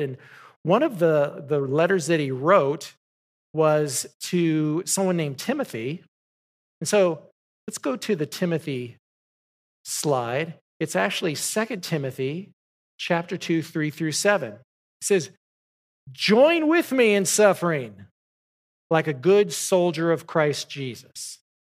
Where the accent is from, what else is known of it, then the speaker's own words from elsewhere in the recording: Southern California, United States; moved away; I grew up in Southern California